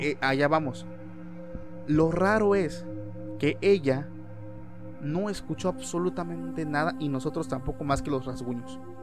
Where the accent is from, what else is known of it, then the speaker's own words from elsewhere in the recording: Oaxaca, Mexico; nosotros somos de México, eh, particularmente del estado de Oaxaca